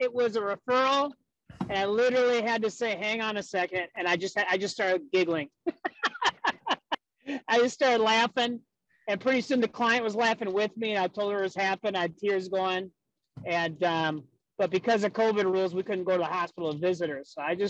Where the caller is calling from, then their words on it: West St. Paul, Minnesota, United States; I'm calling you from West St. Paul, Minnesota, which is south of St. Paul.